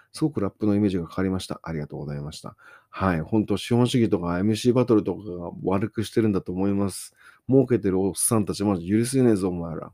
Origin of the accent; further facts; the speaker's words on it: Kawasaki, Kanagawa, Japan; 僕とか川崎はもう在日ばっかなんで